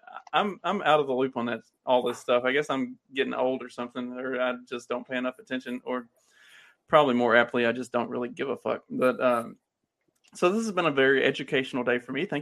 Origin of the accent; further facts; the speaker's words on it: the South, United States; accent: Southern; also born or lived in New Jersey / Pennsylvania; I'm from the South